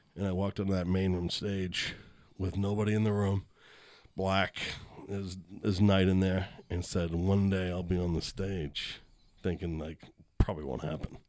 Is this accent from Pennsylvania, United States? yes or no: no; Boston, Massachusetts, United States; moved away; I'm from Boston